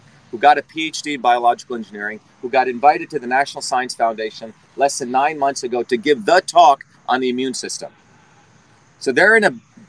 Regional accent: New Jersey, United States; born or raised there; also born or lived in India / Newark, New Jersey

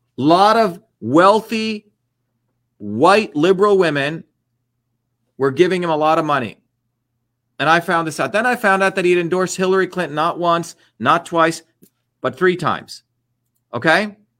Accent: India; moved away; I grew up in a country which had, was called the untouchables, okay, which is what we were considered, right? The people that were dirty people, right? Um, a caste system in India

